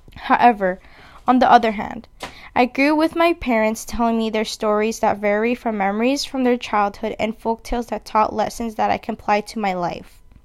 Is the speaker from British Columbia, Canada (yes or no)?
yes; Vancouver, British Columbia, Canada; I was born and raised in Vancouver, B C, where I currently live